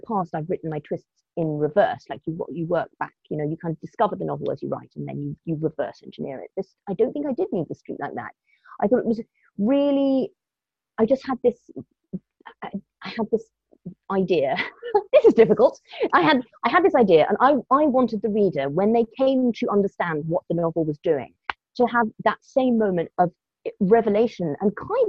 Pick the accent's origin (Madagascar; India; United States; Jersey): Madagascar; also born or lived in Kenya / Morocco; Like, I grew up in Madagascar and Kenya and Morocco, and I remember getting telexes.